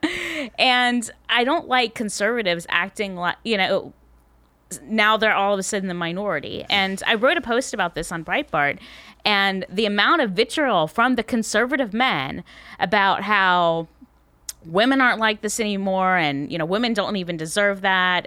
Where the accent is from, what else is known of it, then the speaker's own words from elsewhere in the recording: Tallahassee, Florida, United States; I am from Tallahassee, Florida